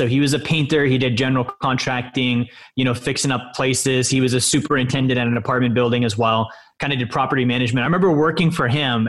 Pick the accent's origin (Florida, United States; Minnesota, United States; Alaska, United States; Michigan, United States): Alaska, United States; also born or lived in Montana; I was born in Montana, and then my dad, he was military. So we moved up to Alaska when I was about five.